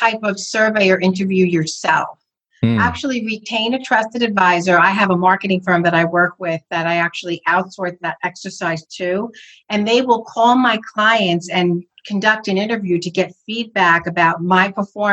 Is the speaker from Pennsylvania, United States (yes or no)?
no; northern New Jersey, United States; I'm from New Jersey, northern part of New Jersey. I'm about 45 minutes from Manhattan